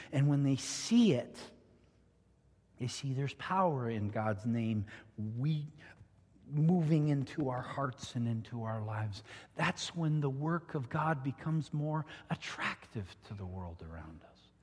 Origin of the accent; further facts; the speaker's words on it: southern Ontario, Canada; moved away; I grew up in Ontario, Canada